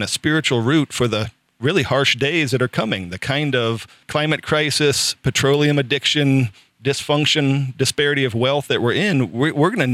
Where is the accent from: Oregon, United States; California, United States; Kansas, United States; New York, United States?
California, United States; Southern; I grew up in Southern California in the Reagan era